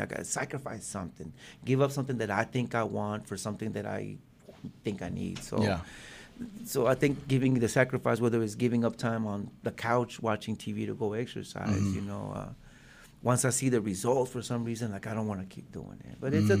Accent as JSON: {"language": "English", "town": "Springdale", "region": "Arkansas", "country": "United States", "said": "in Springdale, because I'm from Springdale."}